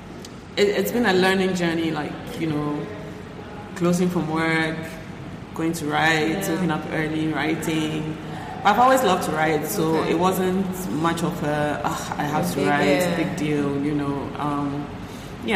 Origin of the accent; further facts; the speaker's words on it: Ghana; I was born here.